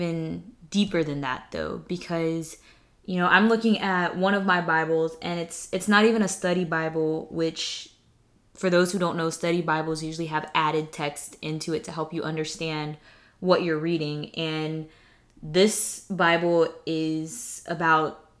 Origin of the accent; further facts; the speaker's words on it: the South, United States; moved away; I'm from the South